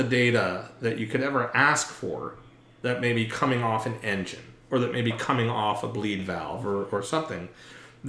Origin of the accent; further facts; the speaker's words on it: New York City, New York, United States; also born or lived in Scarsdale, New York; I grew up in New York City and right outside in suburban Westchester County